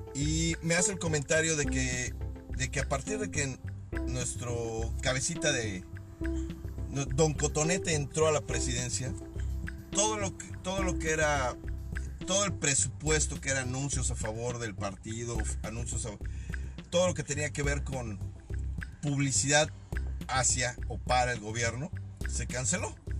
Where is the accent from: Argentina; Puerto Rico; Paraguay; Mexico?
Mexico; soy mexicano, al igual que mucha de la gente que escucha esta madre. Somos mexicanos